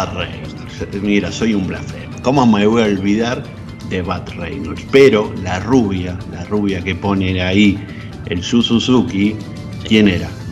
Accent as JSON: {"language": "Spanish", "country": "Argentina", "said": "como argentino"}